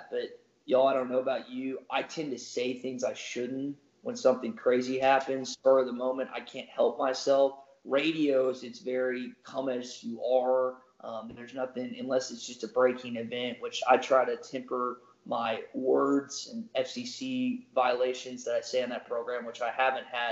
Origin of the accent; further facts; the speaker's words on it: Little Rock, Arkansas, United States; So I'm from Little Rock, Arkansas, born and raised there. Never lived anywhere else.